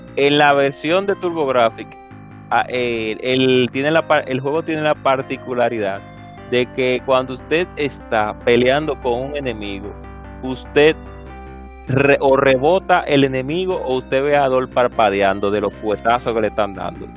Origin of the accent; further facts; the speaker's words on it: Dominican Republic; aquí como República Dominicana lo decimos de esa manera